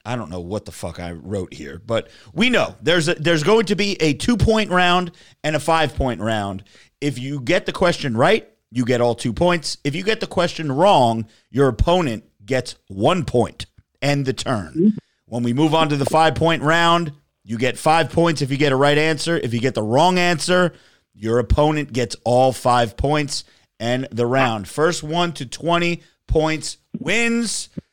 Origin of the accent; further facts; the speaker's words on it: New Jersey, United States; I was from Jersey